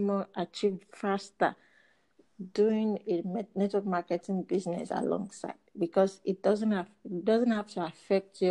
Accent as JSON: {"language": "English", "country": "Nigeria", "said": "from Nigeria."}